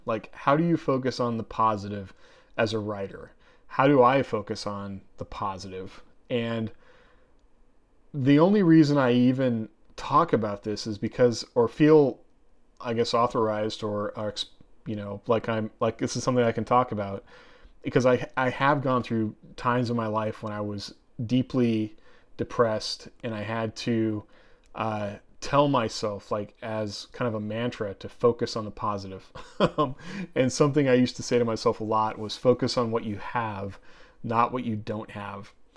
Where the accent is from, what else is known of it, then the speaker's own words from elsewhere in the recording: Oregon, United States; I grew up in Oregon and I grew up out in the woods